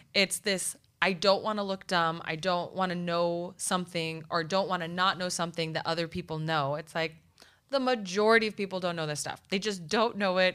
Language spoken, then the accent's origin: English; Nogales, Arizona, United States; I am literally from Nogales, Arizona